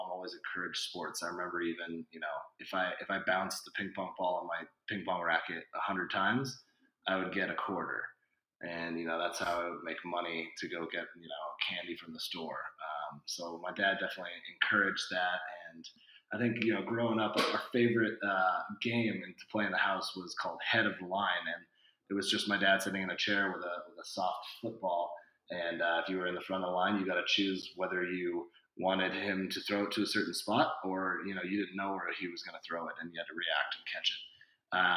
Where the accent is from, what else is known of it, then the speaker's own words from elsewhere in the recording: Chico, California, United States; I'm from Chico, California, which is a small town in Northern California. And I thought growing up, my PE background was awesome